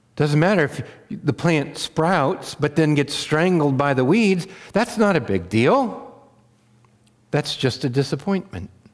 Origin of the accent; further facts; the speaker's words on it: Wheatland County, Montana, United States; I grew up in Wheatland County, Montana